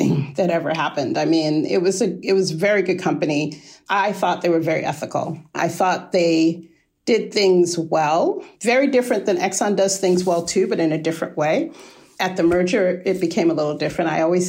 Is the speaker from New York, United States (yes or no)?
yes; New York, United States; moved away as an adult; also born or lived in Virginia; I am a New Yorker. I'm from New York.